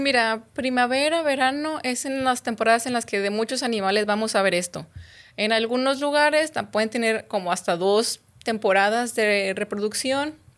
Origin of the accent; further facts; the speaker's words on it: Guadalupe, Nuevo León, Mexico; moved away as an adult; also born or lived in Durango / Chihuahua / Baja California Sur; yo soy de aquí, de Monterrey, bueno, en realidad soy de Guadalupe